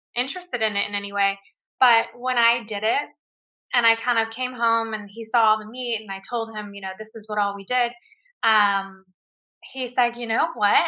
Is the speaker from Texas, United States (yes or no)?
yes; Houston, Texas, United States; I grew up in in Houston, Texas. Like that's where I was born